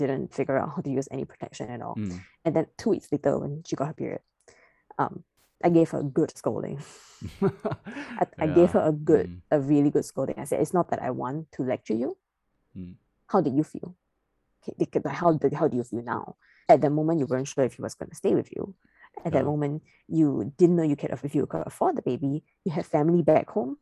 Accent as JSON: {"language": "English", "country": "Singapore", "said": "I'm a Singaporean citizen"}